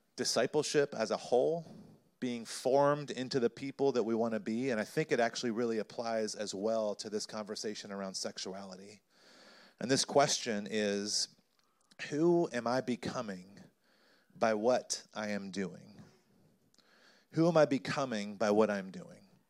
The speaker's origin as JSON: {"language": "English", "region": "North Carolina", "country": "United States", "tie": "born or raised there", "said": "I grew up in North Carolina"}